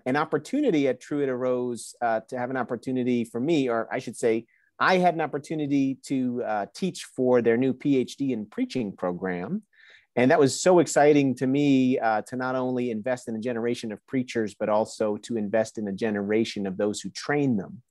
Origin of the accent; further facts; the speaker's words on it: New Jersey, United States; now in Waco, United States; I was born and raised in New Jersey, but had a Honduran family